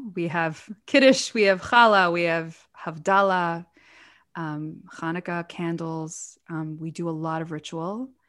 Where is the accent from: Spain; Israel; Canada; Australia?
Israel; I had good friends growing up in Israel, but I was really a little bit of a loner growing up.